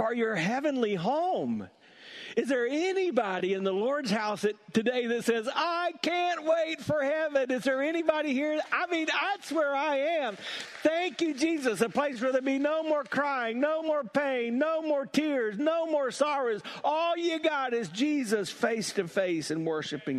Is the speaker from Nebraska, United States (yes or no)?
no; South Carolina, United States; When I was growing up in South Carolina